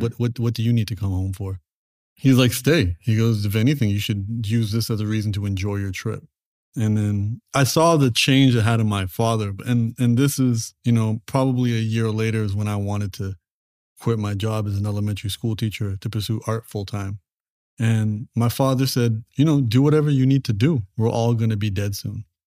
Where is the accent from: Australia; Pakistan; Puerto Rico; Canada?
Canada; my parents made the transition over to Canada, and then I was born in Canada